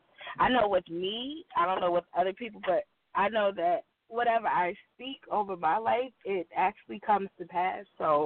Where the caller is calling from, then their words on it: New Jersey, United States; I'm calling from New Jersey.